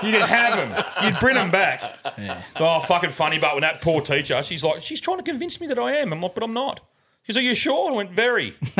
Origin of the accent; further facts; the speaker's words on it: England, United Kingdom; moved away; we're from England.